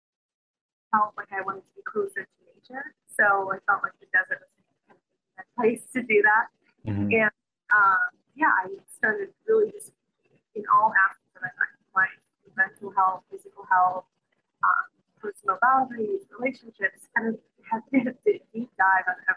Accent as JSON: {"language": "English", "town": "Chicago", "region": "Illinois", "country": "United States", "moved": "as an adult", "said": "I'm originally from the Midwest, Chicago"}